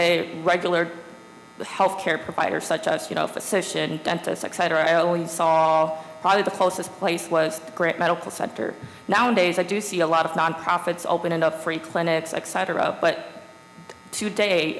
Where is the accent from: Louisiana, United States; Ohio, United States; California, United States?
Ohio, United States; Whitehall; also born or lived in South Side, Columbus, Ohio; I was born and raised in Whitehall, but I was in foster care over on the south side for a short period of time.